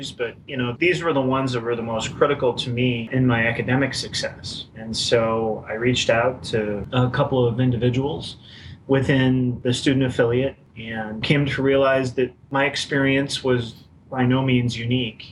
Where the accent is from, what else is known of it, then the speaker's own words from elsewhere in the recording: Iowa, United States; moved away as an adult; now in Alexandria, Virginia, United States; I was born and raised in Iowa